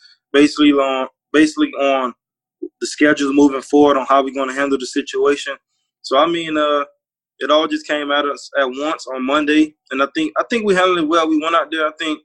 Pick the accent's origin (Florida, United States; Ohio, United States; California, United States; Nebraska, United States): Florida, United States; Opa-locka; I grew up in Opa-locka